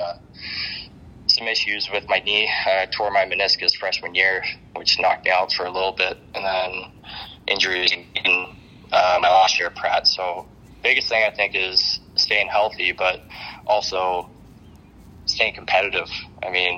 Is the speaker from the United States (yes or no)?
no; Canada; being a Canadian kid